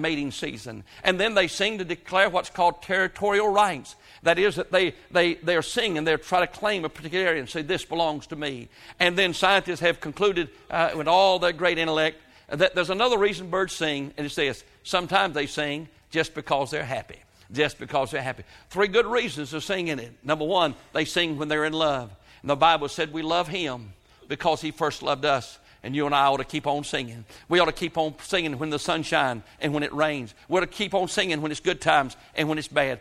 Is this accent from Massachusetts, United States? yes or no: no; Halifax County, North Carolina, United States; when I was born here in North Carolina, up in Halifax County, 1946, my fondest memories of growing up there was listening to the birds sing